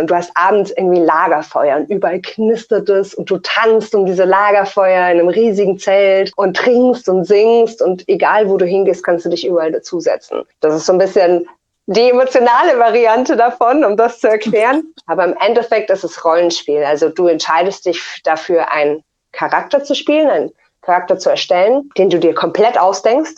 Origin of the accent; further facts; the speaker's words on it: near Munich, Bavaria, Germany; ich komme aus der Nähe von München.